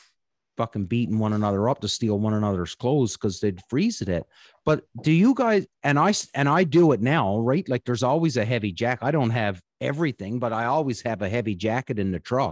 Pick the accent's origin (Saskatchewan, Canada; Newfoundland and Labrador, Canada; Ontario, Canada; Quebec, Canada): Newfoundland and Labrador, Canada; moved away; growing up in Newfoundland, when I worked in the woods